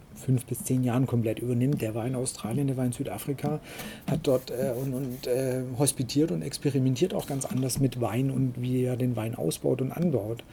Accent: Waldstein, Baden-Württemberg, Germany; aus dem Heimatort, wo ich herkomme, aus Waldstein

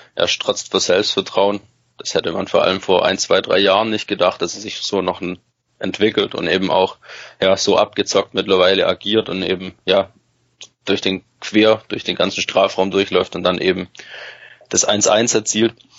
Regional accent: Stuttgart, Baden-Württemberg, Germany; also born or lived in Freiburg; ich bin hier aufgewachsen, geboren im Bremstal

